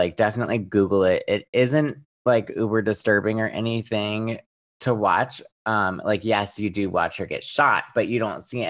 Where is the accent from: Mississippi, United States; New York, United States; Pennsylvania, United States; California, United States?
Pennsylvania, United States; Central; also born or lived in Pittsburgh; which I grew up in Central Pennsylvania.